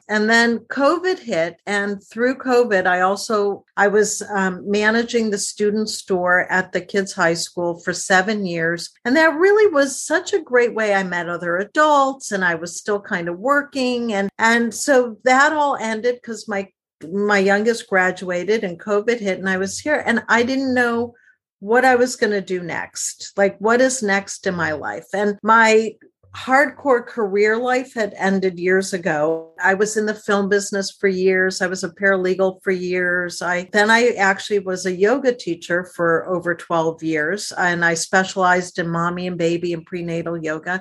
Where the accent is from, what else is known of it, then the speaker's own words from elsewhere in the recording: outside of Detroit, Michigan, United States; I grew up outside of Detroit